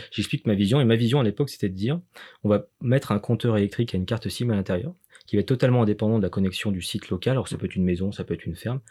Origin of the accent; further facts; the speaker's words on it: Lyon, Auvergne-Rhône-Alpes, France; on est lyonnais